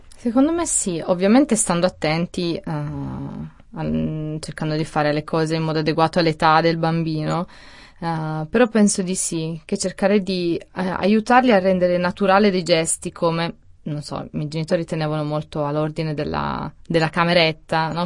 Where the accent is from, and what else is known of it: Italy; born or raised there; also born or lived in Switzerland